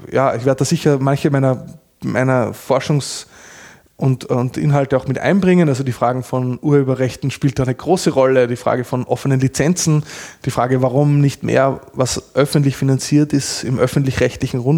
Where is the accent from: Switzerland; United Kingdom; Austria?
Austria; außerdem bin ich Österreicher.